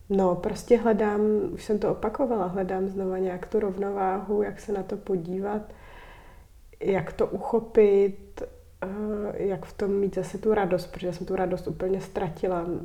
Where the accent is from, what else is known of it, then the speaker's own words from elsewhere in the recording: Prague, Czechia; moved away as an adult; also born or lived in Kokořínsko; Já jsem vyrostla na Vršovický